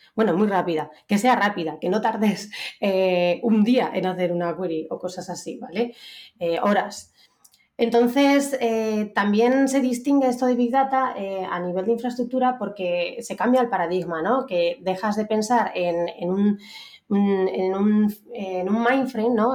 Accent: Aragon, Spain; moved away as an adult; now in Madrid, Spain; soy una maña muy maja que ya lleva una temporadica viviendo en Madrid.

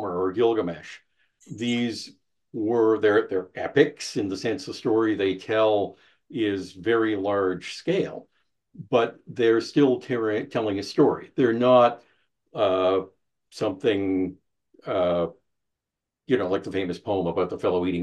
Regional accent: Canada; also born or lived in United States; I'm a Canadian. I lived in the U.S. for a while.

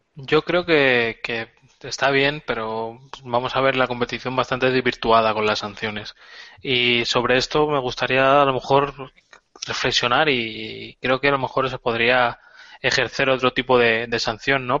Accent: Spain; la candidata española es de mi pueblo

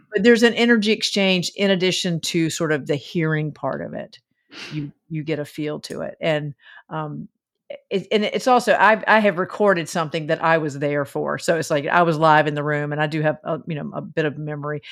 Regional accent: the South, United States; I was raised in the South

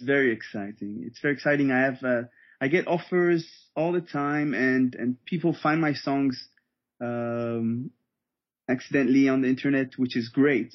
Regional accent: Israel; also born or lived in Germany; I was born and raised in Israel

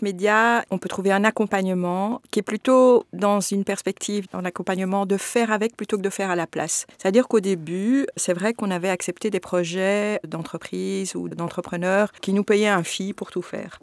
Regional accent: Belgium; je suis belge d'origine marocaine souvent on me dit j'ai toujours vécu en Belgique je suis née ici

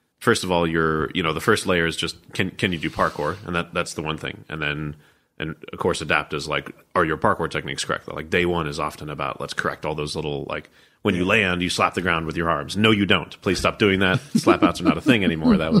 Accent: United States; I'm American

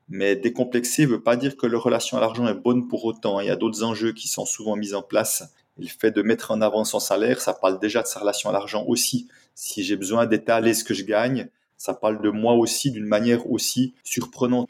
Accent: Switzerland; je viens de Suisse

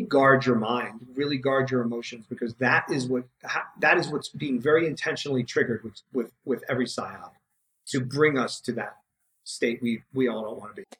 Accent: New York City, New York, United States; I grew up in New York City where like nobody knows how to do anything

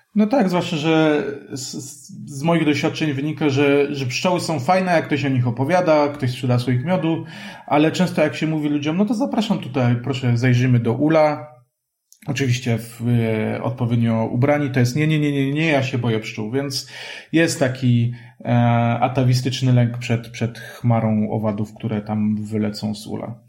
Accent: Kraków, Lesser Poland, Poland; ja jestem krakusem

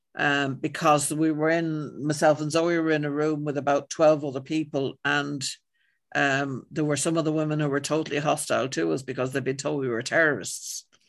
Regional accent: Ireland; I'm white and I'm Irish

